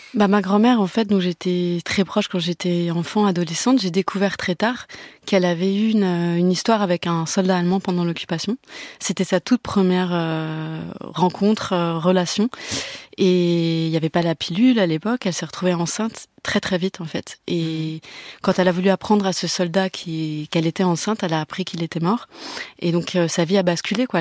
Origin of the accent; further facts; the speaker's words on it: Breton, Brittany, France; il y a un truc chez les Bretons où on n'exprime euh, pas tout de suite nos sentiments